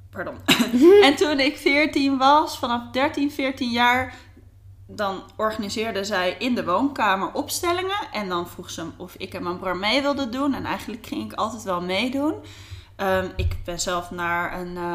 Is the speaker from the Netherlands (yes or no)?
yes; Delft, South Holland, Netherlands; moved away as an adult; now in Amsterdam, Netherlands; ik ben een echte Amsterdammer. Nou, niet echt meer, want ik was heel jong, ging ik weer eh, ging ik naar het zuiden inderdaad. Eh, in Delft zou je toe gaan wonen.